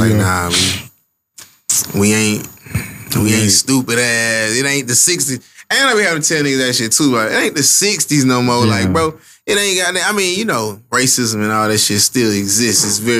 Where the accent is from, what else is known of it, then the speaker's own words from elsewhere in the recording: Bessemer, Alabama, United States; It's like, bro, I'm from Bessemer, bro. A little nigga from the hill, bro. Red, dirt ass.